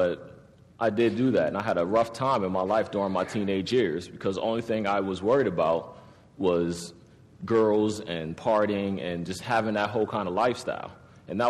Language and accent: English; Harrisburg, Pennsylvania, United States; I was born in 1980. I was born in Harrisburg